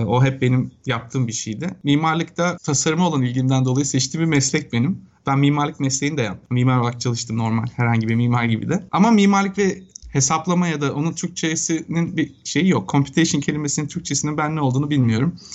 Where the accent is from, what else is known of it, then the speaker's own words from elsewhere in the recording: Bursa, Turkey; moved away as an adult; also born or lived in Istanbul; now in United States; Ben aslen Bursalıyım.